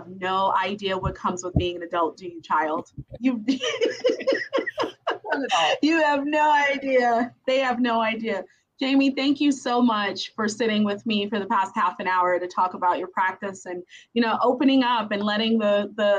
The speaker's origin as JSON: {"language": "English", "town": "New York City", "region": "New York", "country": "United States", "moved": "yes", "lives_now": "Maryland, United States", "said": "I'm from Brooklyn, New York, which is super city, but I'm not a city girl."}